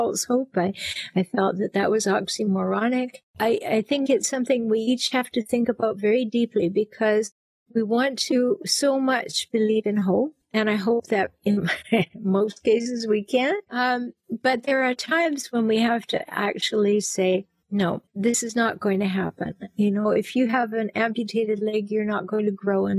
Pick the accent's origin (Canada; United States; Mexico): Canada; Vancouver Island, British Columbia; accent: Canadian; I grew up on Vancouver Island in Canada.